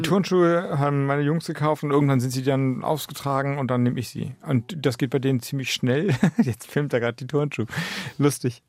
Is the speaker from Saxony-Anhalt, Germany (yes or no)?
no; Heikendorf, Schleswig-Holstein, Germany; moved away as an adult; also born or lived in Flensburg; das ist eigentlich mein Heimatort. Da bin ich groß geworden. Da habe ich die Zeit dann eben von 4 bis 18 bis zum Abitur verbracht